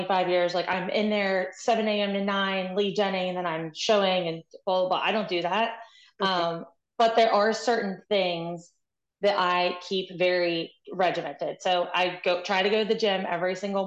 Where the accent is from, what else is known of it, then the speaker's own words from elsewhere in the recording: West Virginia, United States; now in Maryland, United States; I'm originally from West Virginia